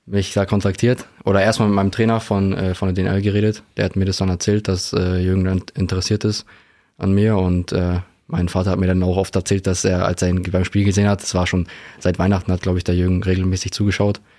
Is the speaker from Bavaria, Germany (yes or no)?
yes; Straubing, Bavaria, Germany; Ich bin mit denen auch aufgewachsen in Straubing.